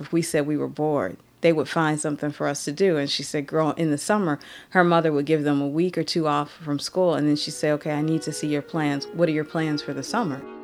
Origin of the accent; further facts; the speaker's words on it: Detroit, Michigan, United States; Growing up in Detroit